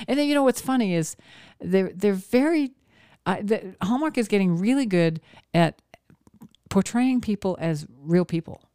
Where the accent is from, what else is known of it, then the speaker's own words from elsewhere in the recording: Maine, United States; moved away; where I grew up in Maine